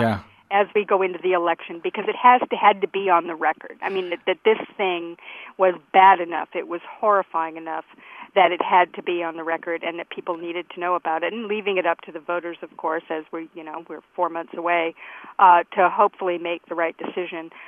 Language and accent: English; United States; as an American